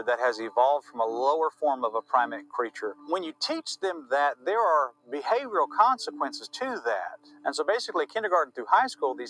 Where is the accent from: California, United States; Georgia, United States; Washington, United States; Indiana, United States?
Georgia, United States; Atlanta; I grew up in Metro Atlanta, and I was in public school my entire life.